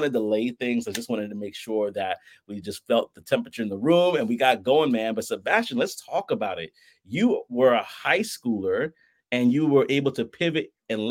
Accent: New York City, New York, United States; we have Brooklyn as our roots

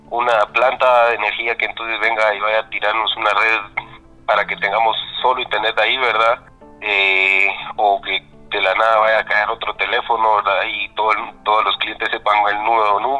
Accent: Chimaltenango, Guatemala; tengo 25 años y soy de Chimaltenango.

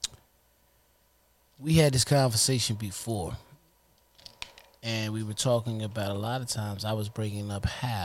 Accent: Trenton, New Jersey, United States; We were born and raised in Trenton, New Jersey

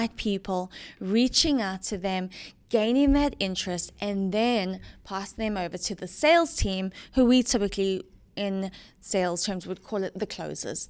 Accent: Johannesburg, Gauteng, South Africa; moved away as an adult; also born or lived in Kentucky / Dallas, Texas; now in Atlanta, United States; I was born and raised in Johannesburg, South Africa.

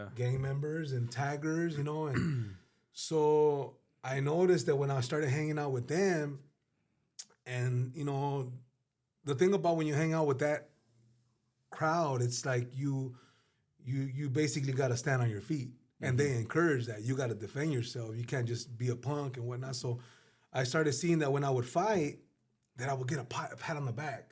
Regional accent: Los Angeles, California, United States; also born or lived in San Fernando Valley; now in Palmdale, United States; I grew up in Pacoima, California. Well, I grew up all over the valley, but my earliest days were in Pacoima, California

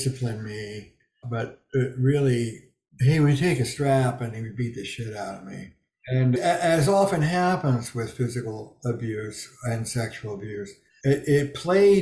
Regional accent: Camden, New Jersey, United States; I grew up in Camden, New Jersey, blue collar

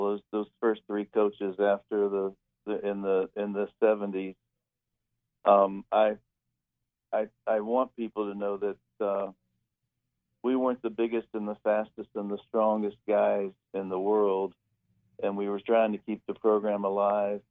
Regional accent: Huntington, West Virginia, United States; moved away; I was born and raised in Huntington, and here in the East End on Merrill Avenue

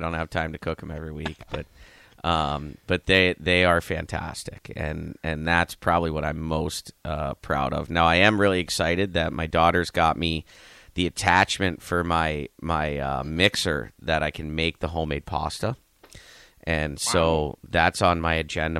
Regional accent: Youngstown, Ohio, United States; moved away; I'm from Youngstown

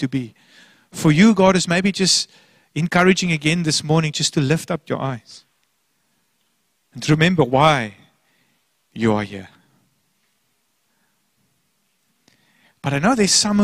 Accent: Port Elizabeth, Eastern Cape, South Africa; moved away as an adult; now in Hermanus, South Africa; Port Elizabeth, my hometown. My parents lived there. I grew up there.

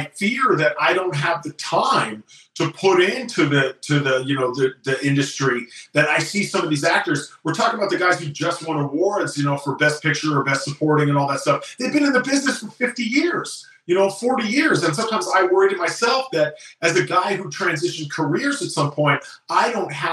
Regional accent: Bay Area, California, United States; now in Los Angeles, United States; I'm from the Bay Area

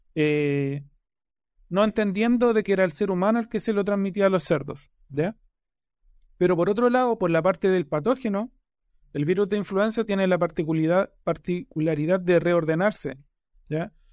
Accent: Chillán, Ñuble, Chile; moved away; also born or lived in Concepción, Chile; soy oriundo de Chillán, de Chile

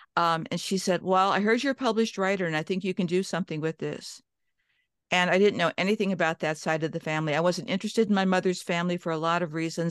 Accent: Cleveland, Ohio, United States; also born or lived in Johnstown, Pennsylvania / Minnesota; I grew up in Cleveland, Ohio

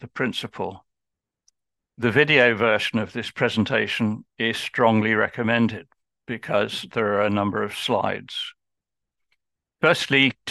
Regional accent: Birmingham, West Midlands, United Kingdom; I'm just from Birmingham

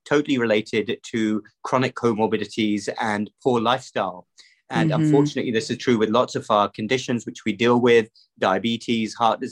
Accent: London, United Kingdom; moved away as an adult; also born or lived in Cardiff; now in United States; So I grew up in the UK across the pond. I was born in London, grew up over there, went to high school in a town right outside the city.

